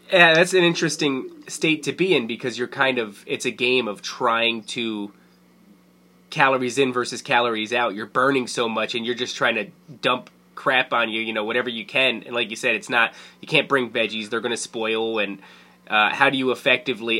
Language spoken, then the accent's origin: English; Carteret, New Jersey, United States; also born or lived in Fords, New Jersey; I grew up in Carteret and then I I lived in Ford, so right next door